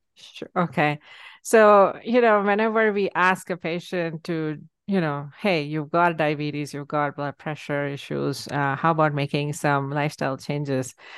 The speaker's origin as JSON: {"language": "English", "country": "India", "tie": "born or raised there", "moved": "yes", "said": "I grew up in India"}